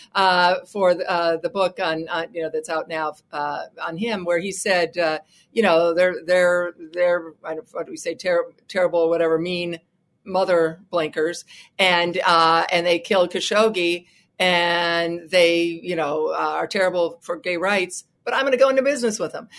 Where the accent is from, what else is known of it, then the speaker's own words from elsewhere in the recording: United States; as an American